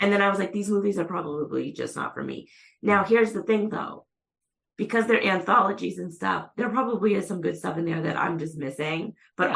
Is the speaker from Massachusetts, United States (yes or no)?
yes; Methuen, Massachusetts, United States; I'm from Methuen